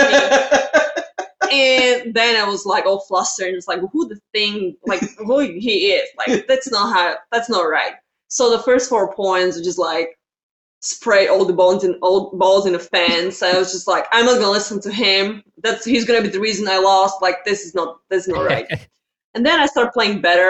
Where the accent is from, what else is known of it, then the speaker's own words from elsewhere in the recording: Slovakia; English is a second language; moved away as an adult; now in United States; I was born and raised in Slovakia, so it's Central Europe, and I came here in 2011 when I was 18.